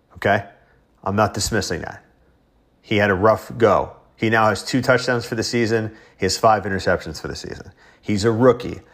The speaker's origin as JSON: {"language": "English", "town": "Dix Hills", "region": "New York", "country": "United States", "tie": "born or raised there", "said": "I grew up in Dix Hills on Long Island."}